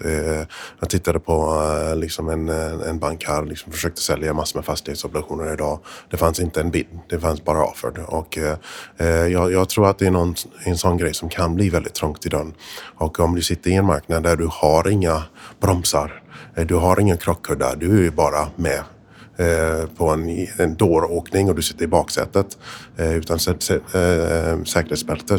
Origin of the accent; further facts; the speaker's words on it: United States; Swedish is a second language; moved away; also born or lived in Sweden; jag är amerikan från början, så att jag bodde i Sverige från 85 till 96